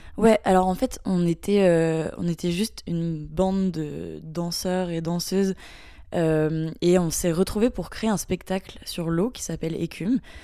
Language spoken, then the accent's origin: French; Mayenne, Pays de la Loire, France; je viens de la Mayenne, donc c'est un petit département qui est pas très connu en France